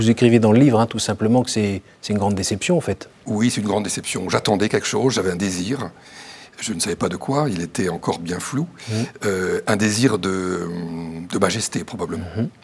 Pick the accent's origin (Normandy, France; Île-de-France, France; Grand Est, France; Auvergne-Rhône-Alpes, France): Grand Est, France; Châlons-en-Champagne; alors je viens de, la Marne, de Chalon-sur-Marne, et j'ai eu l'occasion de beaucoup bouger dans, ma